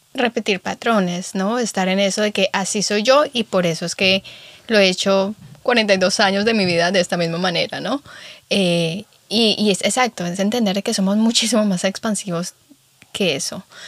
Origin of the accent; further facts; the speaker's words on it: Guamal, Meta, Colombia; moved away; Estuve en Colombia, sí, estuve en mi pueblito, en Guamalmeta